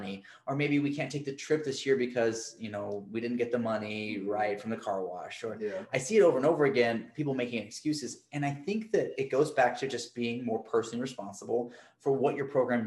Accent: Arkansas, United States; now in Atlanta, United States; I am from Arkansas

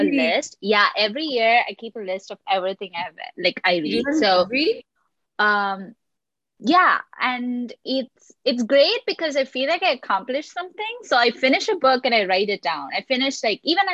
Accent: Colombo, Western Province, Sri Lanka; growing up in Colombo, like, you don't get all the new books

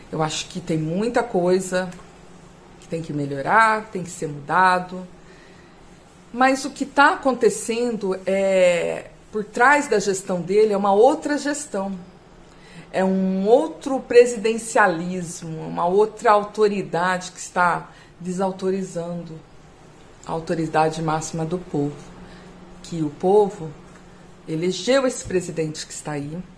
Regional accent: São Paulo, Brazil; Temos aí agora, eu sou aqui do estado de São Paulo, estou vivendo esse horror.

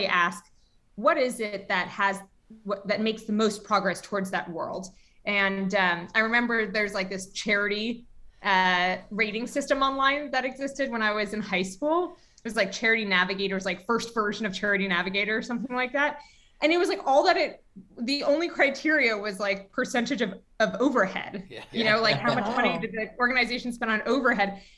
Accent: New York City, New York, United States; I grew up in New York City and was in public school my whole life

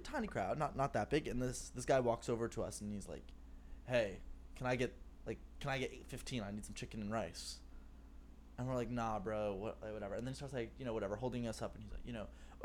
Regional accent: New Jersey, United States; New Jersey

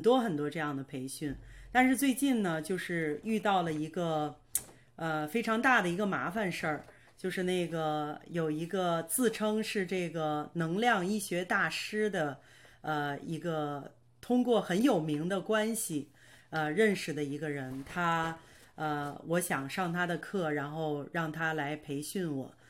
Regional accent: Baoding, Hebei, China; moved away as an adult; now in Canada; 我是今年四十九岁，呃，我是出生在河北保定，呃，我的爸爸是广东人，我的妈妈是天津人

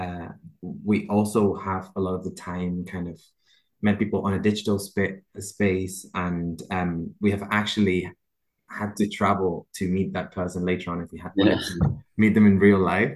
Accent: Barcelona, Catalonia, Spain; moved away; We're originally from Barcelona

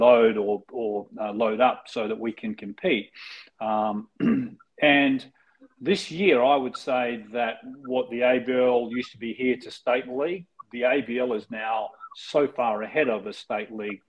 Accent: Australia; being Australian

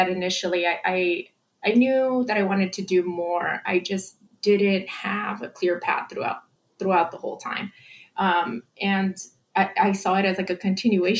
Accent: Santa Ana, California, United States; I grew up in Santa Ana.

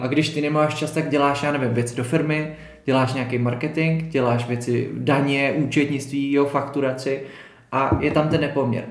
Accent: České Budějovice, South Bohemian Region, Czechia; jsem z Budějovic

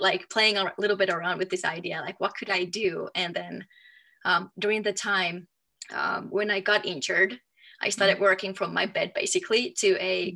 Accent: Finland; moved away as an adult; also born or lived in Germany / France; now in Denver, United States; I am from Finland

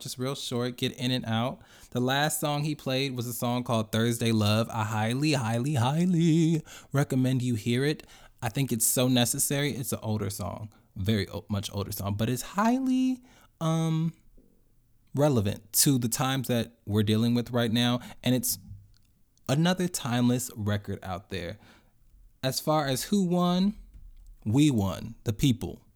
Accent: Chicago, Illinois, United States; I grew up and went to Roseland Christian School in Chicago.

